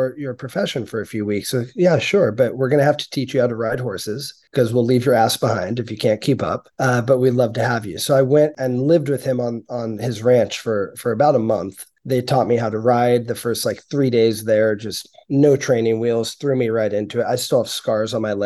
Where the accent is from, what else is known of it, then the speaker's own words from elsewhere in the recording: San Francisco, California, United States; now in Sausalito, United States; I grew up in San Francisco